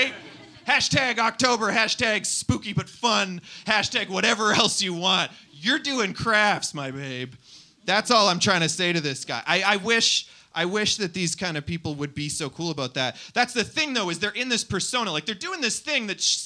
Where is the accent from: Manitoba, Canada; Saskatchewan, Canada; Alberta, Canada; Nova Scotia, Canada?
Manitoba, Canada; Winnipeg; now in Toronto, Canada; I'm from Winnipeg